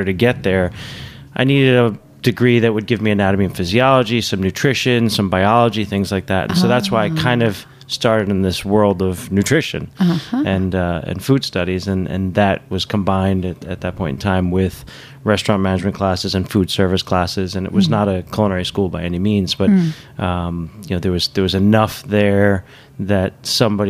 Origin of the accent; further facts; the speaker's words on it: New York City, New York, United States; I grew up on the Upper West Side, New York City.